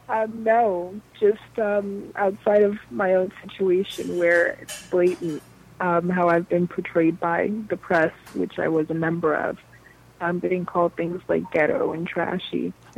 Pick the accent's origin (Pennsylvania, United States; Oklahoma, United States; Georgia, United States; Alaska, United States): Alaska, United States; Anchorage; born or raised there; also born or lived in Austin, Texas